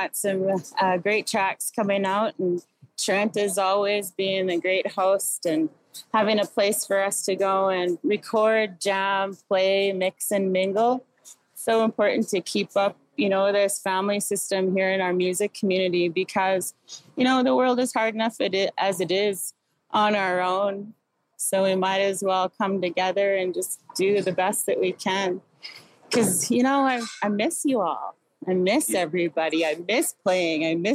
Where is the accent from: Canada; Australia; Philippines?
Canada; Inuvik, Northwest Territories; also born or lived in Iqaluit, Nunavut; I come from the community of Inuvik. I was raised in Iqaluit and Inuvik in the Beaufort Delta